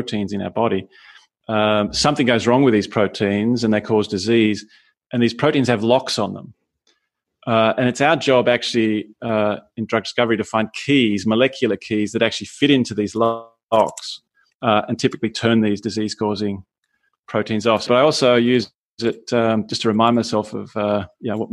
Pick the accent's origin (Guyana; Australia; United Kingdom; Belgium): Australia; moved away as an adult; now in Vienna, Austria; I was born in Australia and studied there, worked there, and moved to Austria some 20 years ago